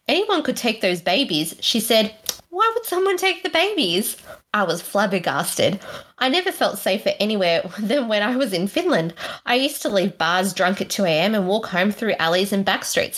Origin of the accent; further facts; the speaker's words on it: Australia; us as Aussies